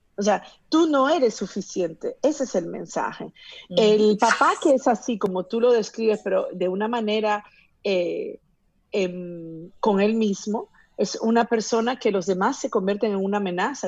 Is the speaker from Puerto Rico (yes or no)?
no; Peru; yo que soy de Perú